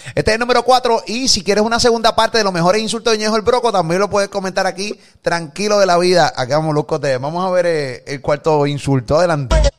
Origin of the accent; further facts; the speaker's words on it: Puerto Rico; a nosotros nos criaron aquí en PR con temor a decir negro